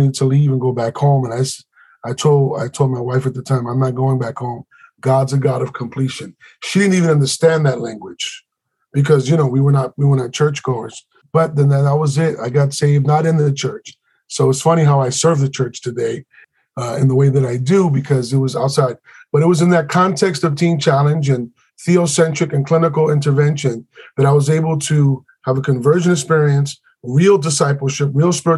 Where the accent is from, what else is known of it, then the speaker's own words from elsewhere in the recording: New York City, New York, United States; we grew up in Spanish Harlem.